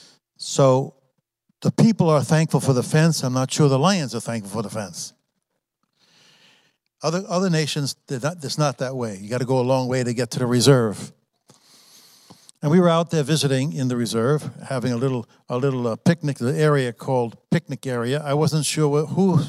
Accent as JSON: {"language": "English", "region": "New York", "country": "United States", "tie": "born or raised there", "said": "I was raised in New York. I was raised in a Christian family. I was raised in New York"}